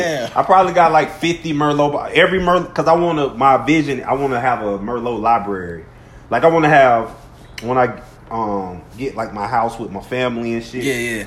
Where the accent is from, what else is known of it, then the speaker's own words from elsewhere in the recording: Orlando, Florida, United States; because I'm from Orlando.